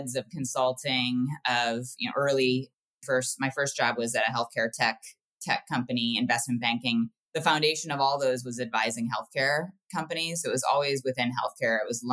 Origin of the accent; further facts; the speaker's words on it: Ohio, United States; I grew up in the Midwest in Ohio